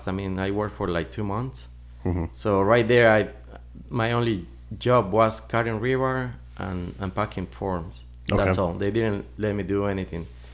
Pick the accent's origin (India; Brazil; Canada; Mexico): Mexico; English is a second language; moved away as an adult; now in United States; My history in this country was in 1999 when I came from Mexico, you know, pursuing the American dream